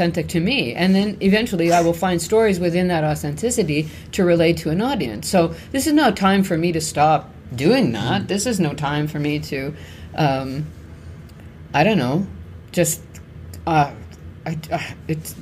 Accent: Canada; we're Canadian.

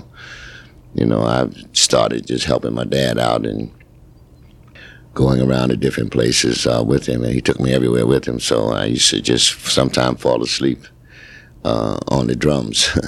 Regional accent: New York City, New York, United States; my parents is from the Caribbean, but I was born in New York City in Harlem

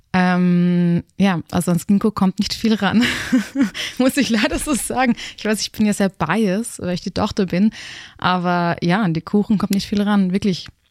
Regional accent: Graz, Styria, Austria; moved away as an adult; also born or lived in Berlin / Los Angeles; ich bin am Stadtrand von Graz aufgewachsen

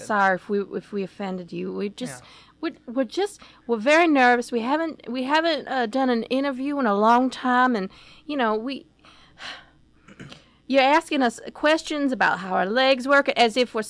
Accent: Macon, Georgia, United States; Down the road from where we grew up in Macon, Georgia

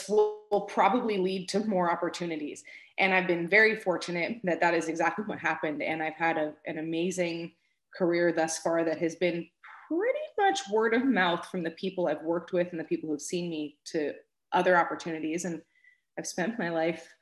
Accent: Florida, United States; also born or lived in Manhattan, New York; We moved to Florida when I was about 6 months old, and that's really where I grew up

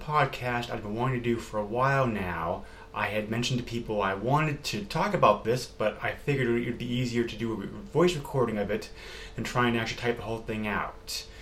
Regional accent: Amherst, New Hampshire, United States; also born or lived in Massachusetts; even though I was born in Mass and I'm a native New Englander, where I still am now, we did move around quite a lot before the age of 8. And finally in 1984, we set out in the town of Amherst, New Hampshire

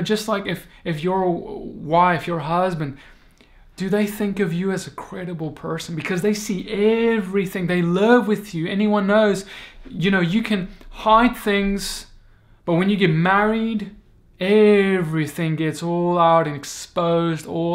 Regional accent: South Africa; moved away as an adult; now in United States; Moved from South Africa, my home country, all the way to the United States

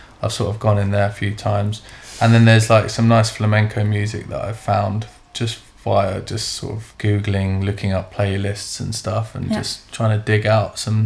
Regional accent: London, United Kingdom; also born or lived in Seville, Spain; I mainly grew up in London. I was born in Seville in Spain

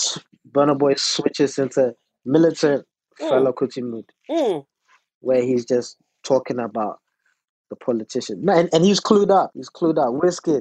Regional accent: London, United Kingdom; also born or lived in Ghana; I'm a Londoner, born and raised, but I've lived in Ghana as well.

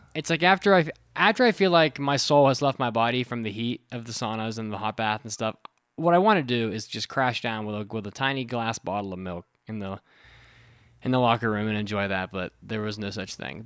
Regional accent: United States; also born or lived in Japan; as an American

